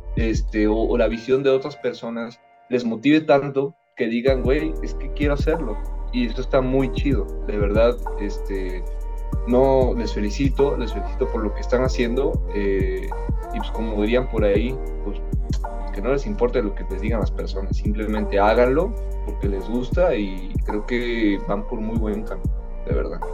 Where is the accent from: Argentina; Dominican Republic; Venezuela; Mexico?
Mexico; Veracruz; yo soy de Veracruz